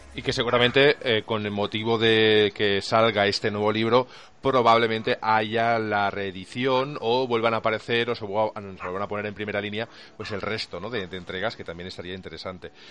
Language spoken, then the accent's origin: Spanish; Catalonia, Spain; soy catalán